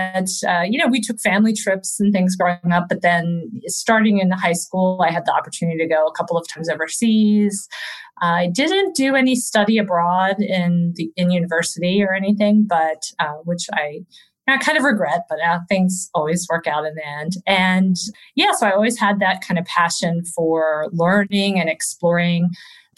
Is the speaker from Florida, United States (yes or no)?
no; Maryland, United States; also born or lived in Virginia; now in Spain; I'm born in Virginia, grew up mostly in Maryland.